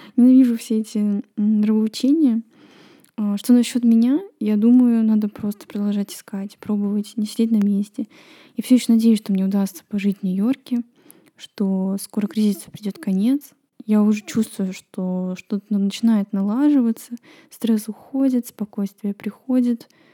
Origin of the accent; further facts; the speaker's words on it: Estonia; В нашей стране все усложняется тем, что надо знать эстонский